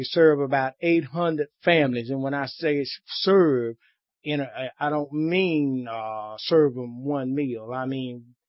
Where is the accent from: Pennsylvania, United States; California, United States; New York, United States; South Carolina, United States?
South Carolina, United States; Spartanburg; I'm from Spartanburg.